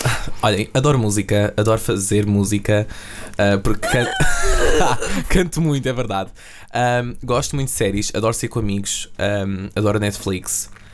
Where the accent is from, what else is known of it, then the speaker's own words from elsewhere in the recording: Massamá, Lisbon, Portugal; also born or lived in Belas; Eu sou de Massamá, eh, tenho 18 anos